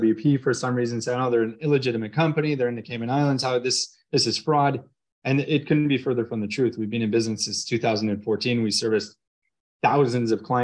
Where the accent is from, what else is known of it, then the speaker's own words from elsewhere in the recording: Canada; I'm Canadian